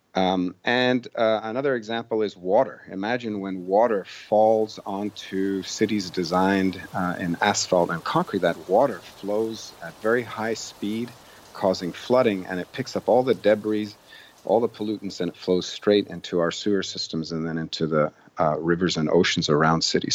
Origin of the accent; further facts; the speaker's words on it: Boston, Massachusetts, United States; my hometown, Boston